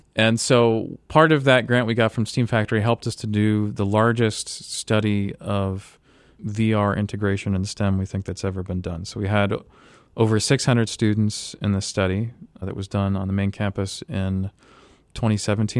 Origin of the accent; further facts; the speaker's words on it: Tampa, Florida, United States; I grew up in Florida near Tampa